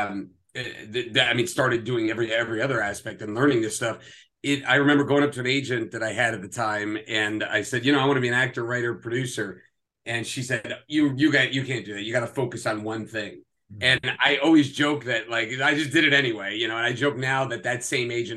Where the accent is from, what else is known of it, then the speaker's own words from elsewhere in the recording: New Jersey, United States; moved away as an adult; also born or lived in Red Bank, New Jersey / New York City; now in Los Angeles, United States; I grew up in Jersey, and I was born and raised in Jersey. I was born in Red Bank and then grew up in like Hunterdon County